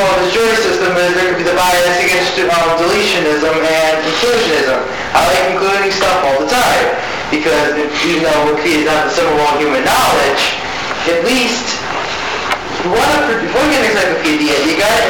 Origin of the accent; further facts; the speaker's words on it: New Jersey, United States; back in my home state of Jersey